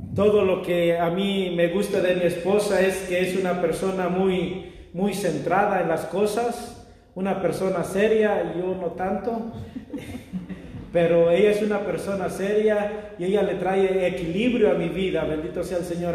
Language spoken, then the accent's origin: Spanish; Mexico; moved away; yo soy mexicano